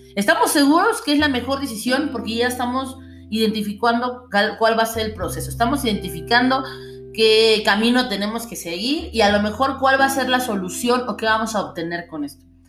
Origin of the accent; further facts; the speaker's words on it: Mexico; todos somos ciudadanos mexicanos